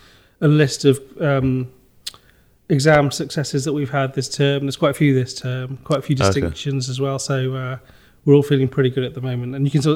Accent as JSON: {"language": "English", "area": "near Stafford", "region": "West Midlands", "country": "United Kingdom", "tie": "born or raised there", "also_born_or_lived": "London, Ontario, Canada / Rochdale", "said": "My mum and the three of us, my sisters, moved back to Nosal. Mm-hmm. And I grew up there. And then I studied, went to high school in Stafford"}